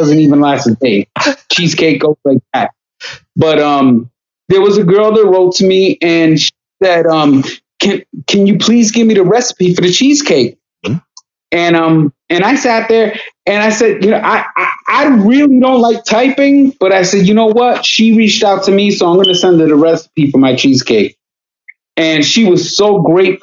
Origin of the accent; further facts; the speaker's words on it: Paterson, New Jersey, United States; I have great memories growing up in Paterson, New Jersey.